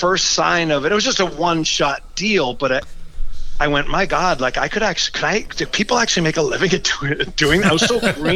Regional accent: Massachusetts, United States; I'm born and raised in Massachusetts

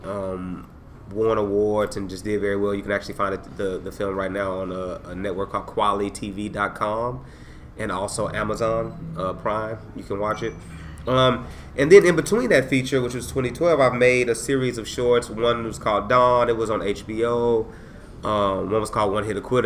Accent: San Antonio, Texas, United States; also born or lived in Dallas, United States; now in Austin, United States; I grew up in San Antonio during the time when it was the drive by capital of Texas

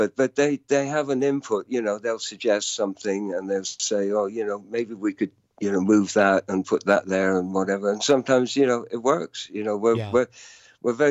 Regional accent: Dublin, Leinster, Ireland; now in London, United Kingdom; I grew up in Dublin, although being born in London, but from the age of two. So I really consider myself more Irish than, you know, English

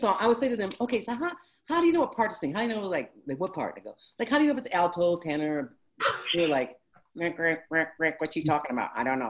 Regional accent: Detroit, Michigan, United States; I grew up in Detroit, and that's where my father worked.

